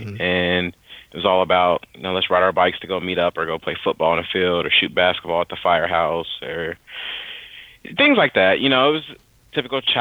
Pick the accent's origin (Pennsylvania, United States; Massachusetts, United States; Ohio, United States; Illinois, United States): Ohio, United States; Dayton; moved away as an adult; now in North Carolina, United States; I was born and raised in Dayton, Ohio